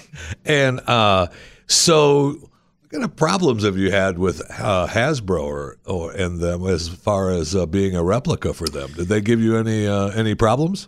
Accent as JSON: {"language": "English", "region": "Michigan", "country": "United States", "tie": "born or raised there", "also_born_or_lived": "Pennsylvania / Texas", "moved": "yes", "said": "I was born in Michigan, and I got out of there as soon as possible"}